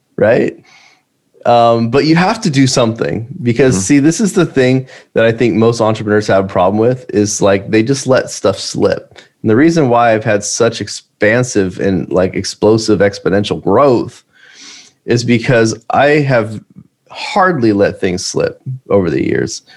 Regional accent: United States; I'm an American entrepreneur

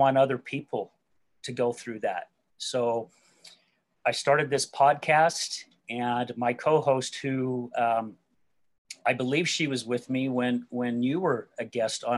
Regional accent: West Jordan, Utah, United States; also born or lived in Salt Lake City, Utah; I'm originally from Salt Lake City, Utah. and grew up out in a place called West Jordan, which is the outskirts of downtown Salt Lake.

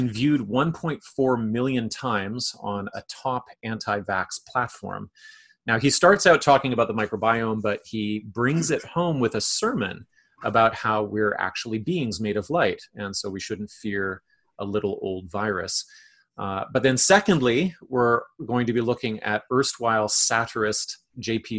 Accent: Canada; as a Canadian

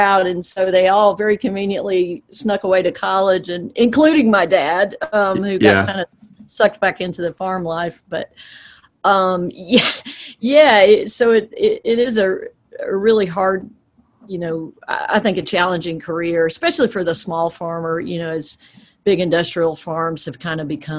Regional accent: South Georgia, United States; I grew up in a really small town in South Georgia

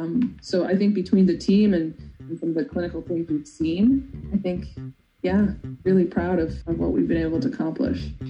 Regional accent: Newfoundland and Labrador, Canada; I'm a Newfoundlander. We're very musically inclined

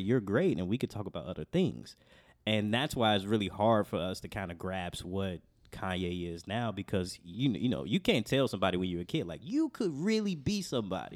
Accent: Chicago, Illinois, United States; growing up on Southside of Chicago

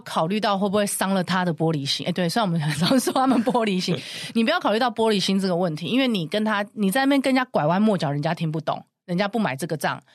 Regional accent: Taiwan; accent: Taiwanese accent; now in Cairns, Australia; 我是台湾人

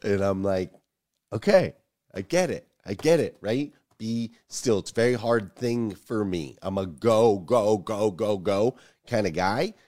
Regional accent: Arizona, United States; I grew up in Arizona

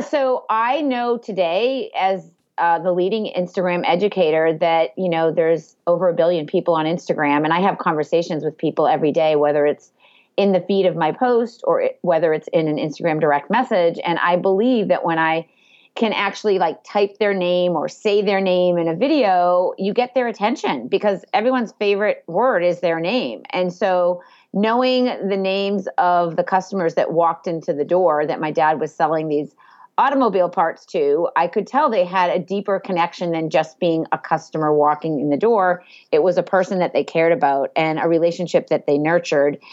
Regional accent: Andover, Massachusetts, United States; I grew up in Andover

